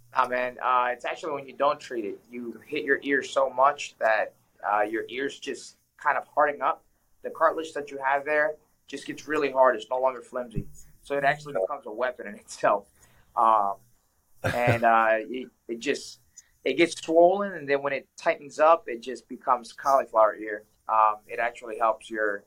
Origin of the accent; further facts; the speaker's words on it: New Orleans, Louisiana, United States; moved away as an adult; also born or lived in Ecuador; now in Washington, D.C., United States; I'm from South America, Ecuador. I was born there. I came to the States uh, as a kid. I was three, four years old when I came to the States. Uh, I came, I moved, we moved to New Orleans.